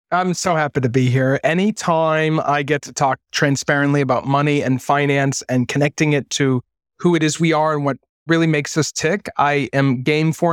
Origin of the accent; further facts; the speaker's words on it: Maine, United States; moved away as an adult; also born or lived in New York; I had just come out of being a teenager growing up in Maine